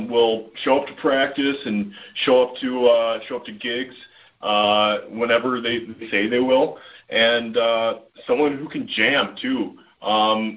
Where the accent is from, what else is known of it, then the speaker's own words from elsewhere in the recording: Minnesota, United States; we're from Minnesota.